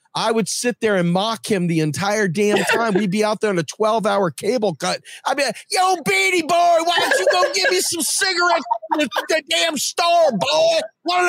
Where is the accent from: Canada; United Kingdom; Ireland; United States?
United States; Southern Maryland; also born or lived in Washington, D.C.; now in Harrisburg, United States; I'm from Washington D.C. Interestingly enough, but I'm from what they call Southern Maryland or the Washmet region. And so in Southern Maryland, I oftentimes see friends from high school